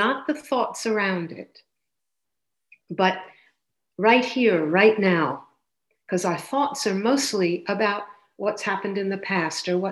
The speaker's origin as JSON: {"language": "English", "country": "United States", "tie": "born or raised there", "moved": "as an adult", "lives_now": "Canada", "said": "I grew up in the States and I lived there till around 40, 41"}